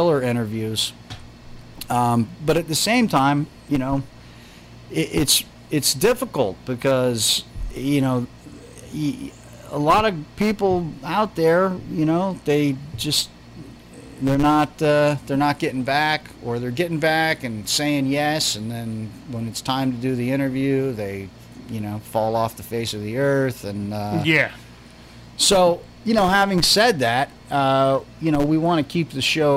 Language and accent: English; New Jersey, United States; we're from North Jersey